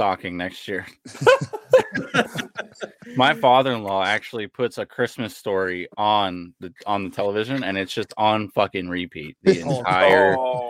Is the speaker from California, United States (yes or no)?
yes; Sacramento, California, United States; Because I grew up out here. So in North Sacramento